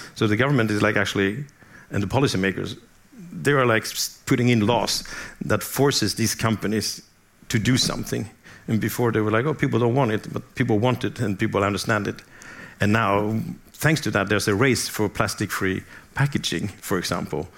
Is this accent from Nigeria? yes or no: no; southern Sweden, Sweden; I am from southern Sweden. I grew up there